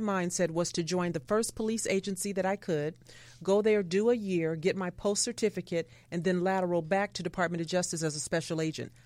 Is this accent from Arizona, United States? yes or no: no; Los Angeles, California, United States; I grew up in South Central Los Angeles